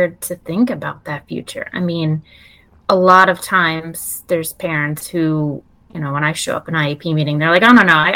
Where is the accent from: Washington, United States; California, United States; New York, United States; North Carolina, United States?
New York, United States; Long Island; now in Maryland, United States; I'm originally from New York, Long Island area